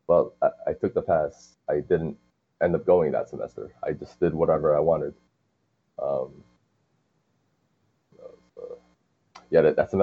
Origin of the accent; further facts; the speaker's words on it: Hartsdale, New York, United States; I'm actually from Hartsdale